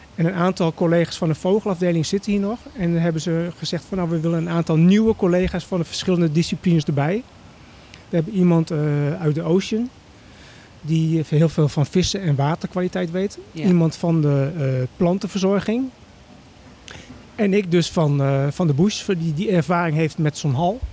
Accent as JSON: {"language": "Dutch", "town": "Emmen", "region": "Drenthe", "country": "Netherlands", "tie": "born or raised there", "said": "ik ben opgegroeid in Emmen"}